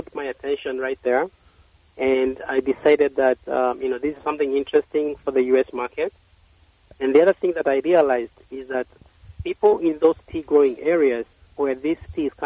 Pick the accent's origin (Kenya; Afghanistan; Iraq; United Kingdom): Kenya; moved away as an adult; now in United States; I grew up in Kenya